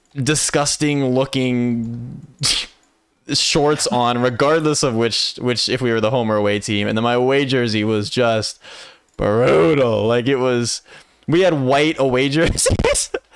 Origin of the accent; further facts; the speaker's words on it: Canada; I'm very Canadian.